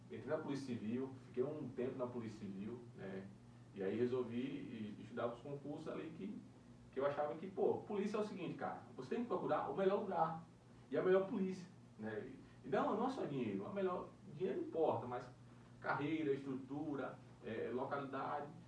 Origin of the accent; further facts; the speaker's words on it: Northeast Region, Brazil; now in Brasília, Brazil; E eu e você, cara, a gente veio lá, lá do Nordeste, né?